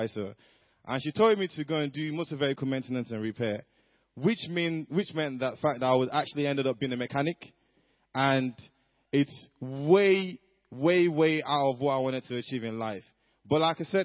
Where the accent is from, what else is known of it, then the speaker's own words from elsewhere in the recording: Nigeria; moved away; growing up in Nigeria